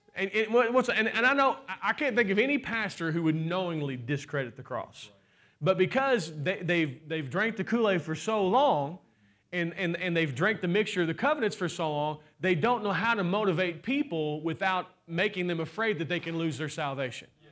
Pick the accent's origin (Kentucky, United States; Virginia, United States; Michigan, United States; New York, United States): Kentucky, United States; I'm from Kentucky